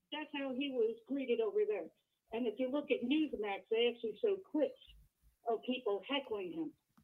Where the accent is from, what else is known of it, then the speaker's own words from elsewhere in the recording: New Jersey, United States; I'm from New Jersey.